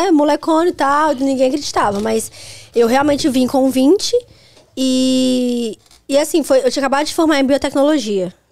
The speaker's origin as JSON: {"language": "Portuguese", "town": "Belo Horizonte", "region": "Minas Gerais", "country": "Brazil", "said": "Hospital de Belo Horizonte que eu nasci."}